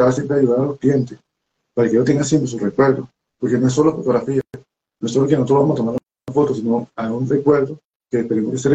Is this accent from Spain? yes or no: no; Venezuela; Cuando venimos de Venezuela, de Venezuela, de Venezuela